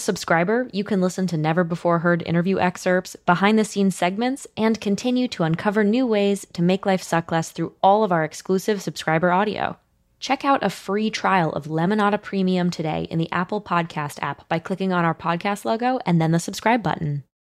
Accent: Venezuela; moved away; growing up in Venezuela, my favorite telenovela growing up was called Mi Gorda Bella

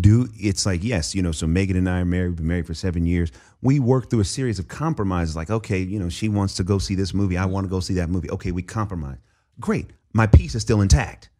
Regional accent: Oakland, California, United States; the church that I grew up in in East Oakland

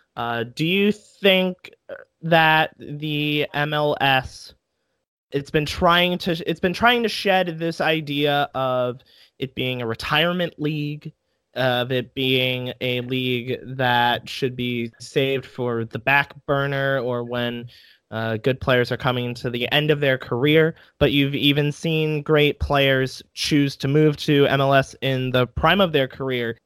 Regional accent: United States; being an American

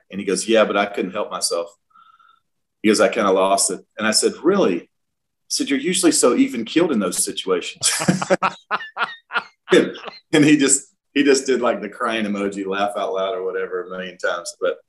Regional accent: South Georgia, United States; I'm from South Georgia

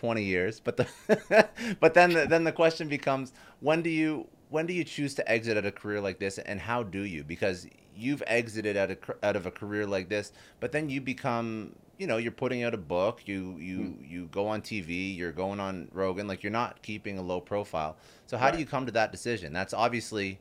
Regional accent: Canada; I'm Canadian

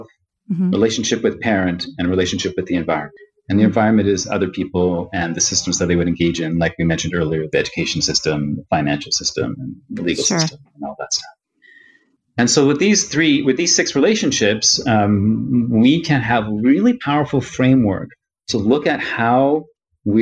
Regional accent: Toronto, Ontario, Canada; I was born here in Toronto. I'm from Toronto. I was born here in Toronto, but my parents were both born in India

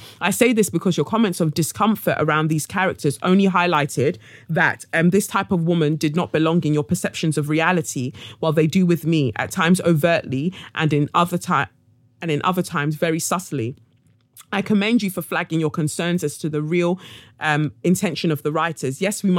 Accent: Abidjan, Côte d’Ivoire; It is fair to say that I grew up in Abidjan, and this sort of rhetoric tends to be more pronounced in the motherland.

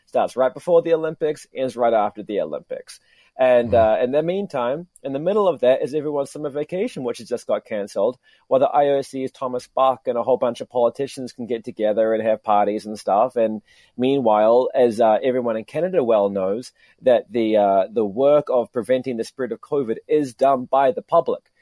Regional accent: New Zealand; now in Tokyo, Japan; I was doing a, a, a, report for Radio New Zealand uh, uh, back in my home country

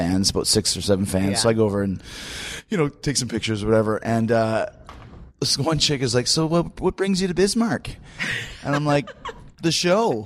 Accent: Canada; I'm Canadian

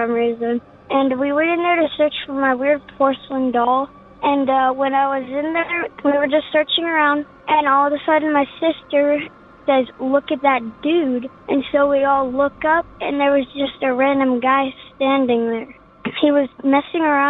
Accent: Willits, California, United States; I'm from Willis, California

